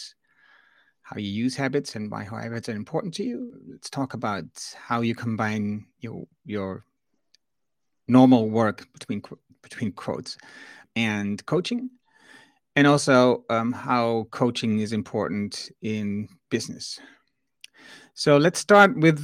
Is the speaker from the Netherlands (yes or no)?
yes; Netherlands; I'm from the Netherlands